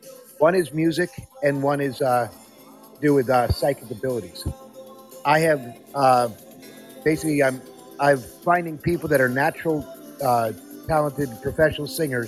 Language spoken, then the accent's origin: English; Netherlands; moved away; I grew up in Europe, in the Netherlands